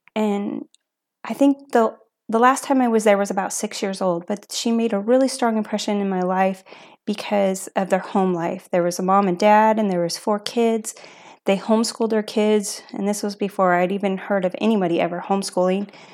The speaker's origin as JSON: {"language": "English", "town": "Asotin", "region": "Washington", "country": "United States", "tie": "born or raised there", "also_born_or_lived": "Lewiston", "said": "I was originally from Lewiston, and then I grew up in Asotin"}